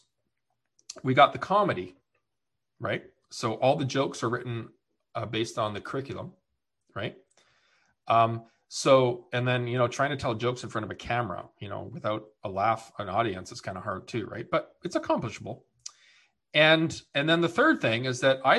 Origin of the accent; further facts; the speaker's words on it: Canada; also born or lived in Winnipeg, Manitoba / Maine; now in British Columbia, Canada; I'm Canadian